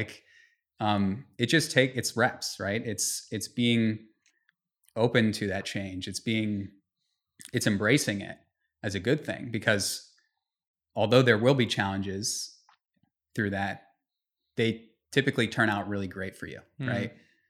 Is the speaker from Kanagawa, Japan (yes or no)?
no; Tokyo, Japan; born there; also born or lived in Vienna, Austria / Belgium / United States; we moved around. I was born in Tokyo. I was, you know, lived in Vienna, Austria, and, lived in Belgium and lived all over the US.